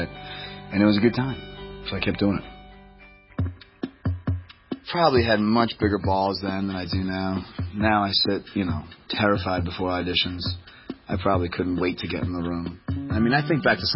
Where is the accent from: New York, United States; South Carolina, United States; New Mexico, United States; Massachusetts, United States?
Massachusetts, United States; Boston; moved away; also born or lived in Los Angeles; I'm from Boston.